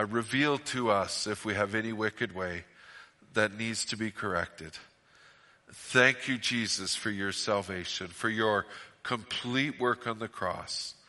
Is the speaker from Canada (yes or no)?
yes; Fort St. John, British Columbia, Canada; I'm from Fort St. John